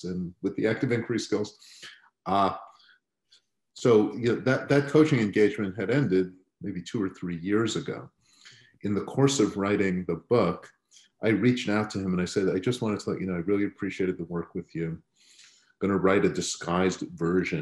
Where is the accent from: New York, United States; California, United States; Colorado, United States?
New York, United States; Long Island; grew up on Long Island